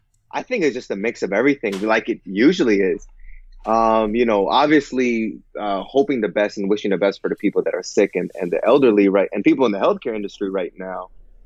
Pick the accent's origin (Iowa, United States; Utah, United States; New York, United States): New York, United States; New York City; Well, I'm from Queens, Flushing, Queens. It's a very Asian neighborhood. It's like Chinatown part two.